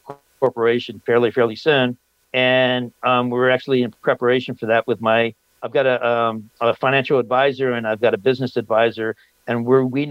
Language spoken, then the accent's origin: English; Los Angeles, California, United States; moved away; I grew up in Los Angeles